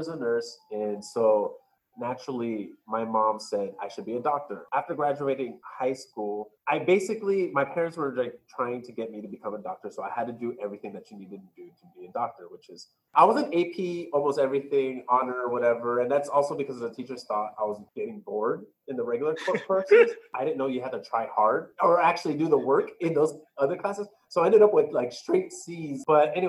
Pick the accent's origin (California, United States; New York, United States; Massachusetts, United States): California, United States; Glendale; also born or lived in Rowland Heights, California; I first grew up in Glendale for my first half of my life